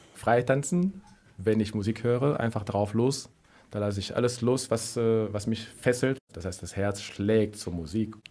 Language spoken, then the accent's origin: German; Cameroon; now in Germany; In Kamerun, wo ich geboren bin